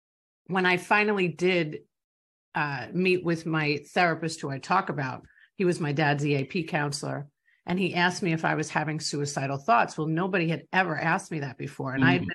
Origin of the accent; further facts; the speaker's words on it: New York, United States; which I don't know if that comes from being bold or being a New Yorker, I have no idea where that comes from